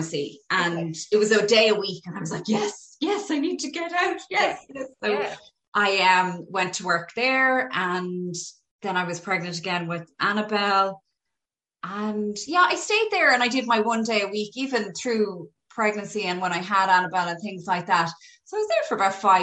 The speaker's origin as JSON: {"language": "English", "town": "Galway", "region": "Connacht", "country": "Ireland", "moved": "as an adult", "lives_now": "Dublin, Ireland", "said": "I'm originally from Galway. So when I moved up here, I went to Trinity"}